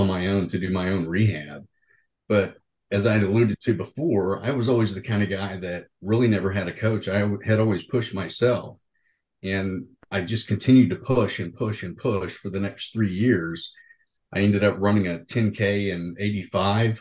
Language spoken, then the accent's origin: English; Oklahoma, United States; I'm originally from Oklahoma